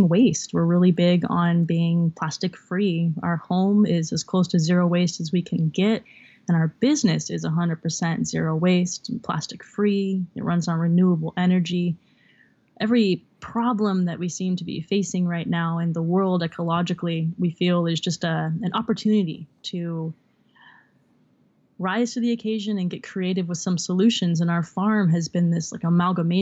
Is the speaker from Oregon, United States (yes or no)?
no; Santa Cruz, California, United States; now in Sebastopol, United States; North of San Francisco is where I'm living currently, about like an hour and a half in Sebastopol, but I'm originally from Santa Cruz